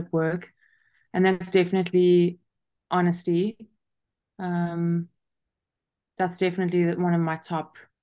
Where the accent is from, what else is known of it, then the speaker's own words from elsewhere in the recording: South Africa; moved away as an adult; also born or lived in Kentucky, United States; I am originally from South Africa and I've been traveling since I was 18 years old.